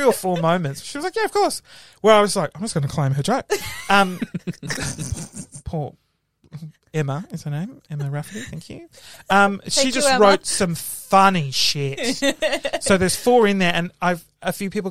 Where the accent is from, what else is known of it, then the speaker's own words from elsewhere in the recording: Sydney, New South Wales, Australia; moved away as an adult; also born or lived in Melbourne; Now, I grew up in Sydney. I was living in Melbourne